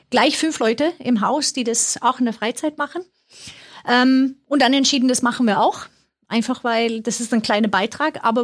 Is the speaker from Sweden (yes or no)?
yes; Sweden; German is a second language; ich komme aus Schweden, wer sich wundert über meinen mein Akzent.